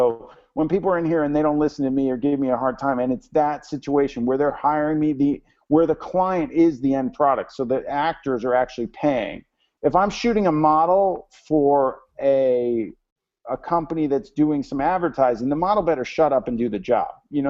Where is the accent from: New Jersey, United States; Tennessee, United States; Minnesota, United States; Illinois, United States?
New Jersey, United States; now in Los Angeles, United States; I am from Jersey. And I was like, I want to go sail with the best guy. I'm going to go to Long Beach. And I moved to L.A. and I sailed in Long Beach